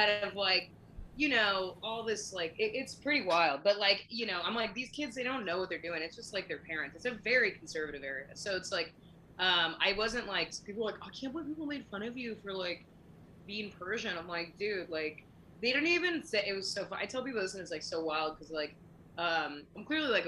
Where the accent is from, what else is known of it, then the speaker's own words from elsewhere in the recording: Orange County, California, United States; I grew up in Orange County